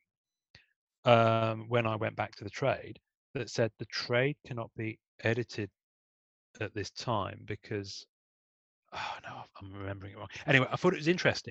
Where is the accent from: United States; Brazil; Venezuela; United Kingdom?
United Kingdom; England; I'm English